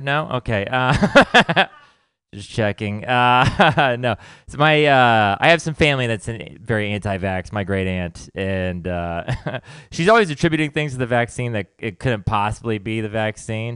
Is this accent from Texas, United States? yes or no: yes; Texas, United States; I grew up in Texas